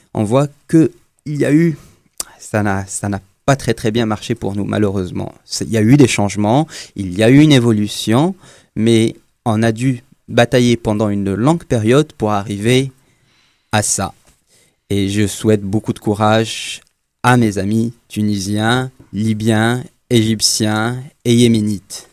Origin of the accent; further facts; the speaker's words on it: Algeria; Je suis algérien